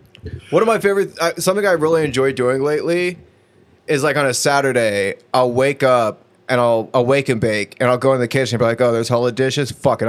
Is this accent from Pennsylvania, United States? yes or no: no; San Diego, California, United States; moved away; I'm from San Diego.